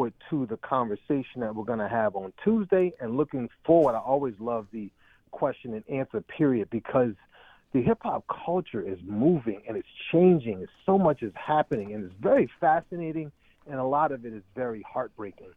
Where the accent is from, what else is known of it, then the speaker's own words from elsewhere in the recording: Boston, Massachusetts, United States; I'm from Mattapan